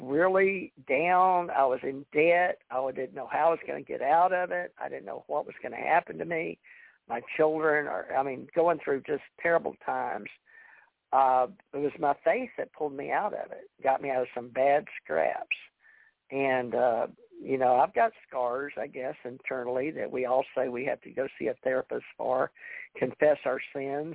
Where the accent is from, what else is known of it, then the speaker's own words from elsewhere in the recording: Louisiana, United States; now in Gulf Breeze, United States; I was born in Louisiana